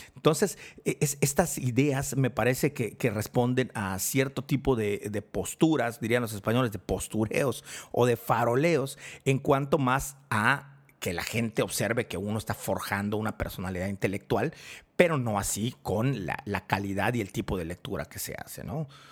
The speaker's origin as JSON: {"language": "Spanish", "town": "Mérida", "region": "Yucatán", "country": "Mexico", "tie": "born or raised there", "said": "mi ciudad natal, en Mérida, Yucatán, en México"}